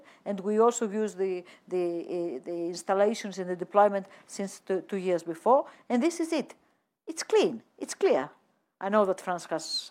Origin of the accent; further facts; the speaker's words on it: Greece; my home country, Greece